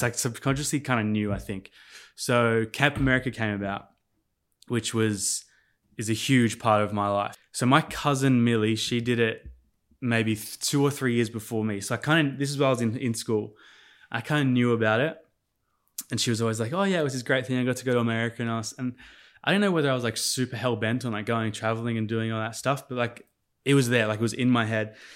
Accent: Sydney, New South Wales, Australia; also born or lived in Adelaide, South Australia / Port Stephens / Indonesia; once we got into, like, that more mature school age, we were, like, we were settled in Sydney.

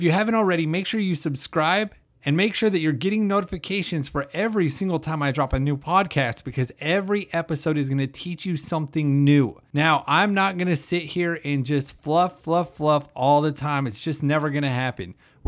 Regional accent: Idaho, United States; Now, if you don't know, I moved from Idaho. So I'm used to the cold, the mountains and everything. And my mom just told me the other day that it's been in the 30s back home.

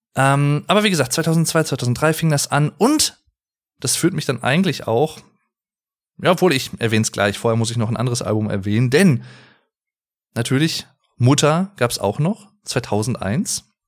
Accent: Sauerland, North Rhine-Westphalia, Germany; Ich komme aus dem Sauerland, sehr, sehr schöne Gegend übrigens

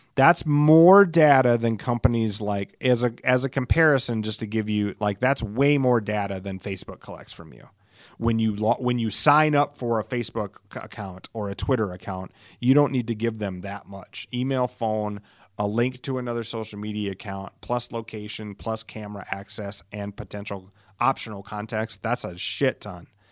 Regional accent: Alcester, South Dakota, United States; moved away; I was raised in Elsister

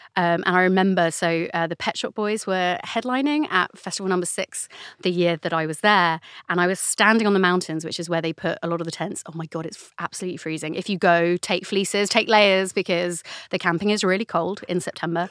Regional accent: London, United Kingdom; I grew up in the London borough of Camden

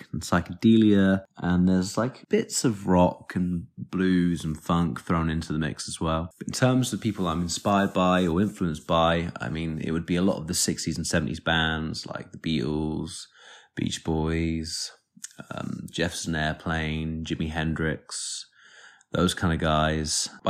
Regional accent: Bath, South West England, United Kingdom; I'm from Bath.

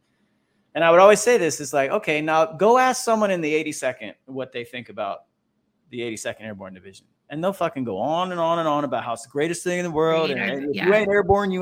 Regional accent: Orlando, Florida, United States; moved away as an adult; also born or lived in Roseville, California; I'm from Orlando, Florida.

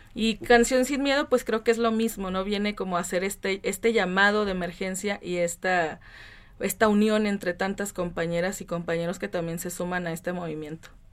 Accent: Francisco Madero, Coahuila, Mexico; yo vengo de Coahuila, de un lugar que se llama Francisco Madero, de muy chiquito, de Chávez. Está cerquita de Torreón.

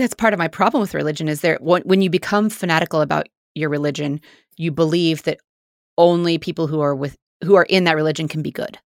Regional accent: Independence, Missouri, United States; Mormon life where we grew up in Independence, Missouri

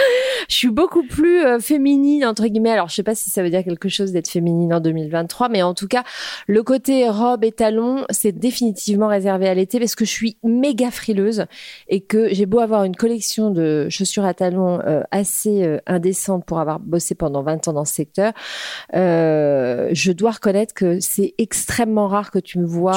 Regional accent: Créteil, Île-de-France, France; also born or lived in New York / Paris; j'ai grandi à Créteil déjà en banlieue parisienne

